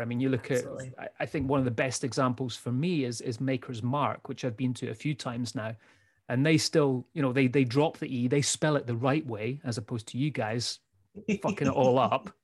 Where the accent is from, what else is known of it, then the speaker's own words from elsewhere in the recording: Scotland, United Kingdom; also born or lived in United States; we're two Scottish guys